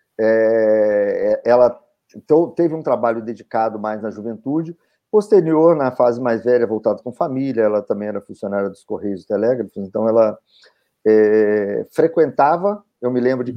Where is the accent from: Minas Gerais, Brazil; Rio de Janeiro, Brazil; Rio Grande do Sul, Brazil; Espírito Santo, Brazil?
Espírito Santo, Brazil; Cachoeiro de Itapemirim; nasci em Cachoeira de Itapemirim. morei sempre aqui, não, mas é, a maior parte da minha vida